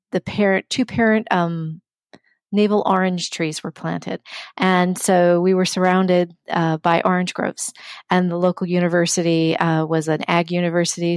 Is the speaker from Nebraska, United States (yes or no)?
yes; Omaha, Nebraska, United States; also born or lived in Riverside, California; now in St. Paul, United States; from the age of 10 years on, I grew up in Nebraska um, in the community of Omaha